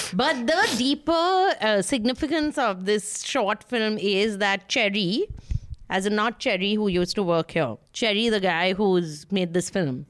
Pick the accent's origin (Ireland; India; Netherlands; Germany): India; Kolkata, West Bengal; I'm from Calcutta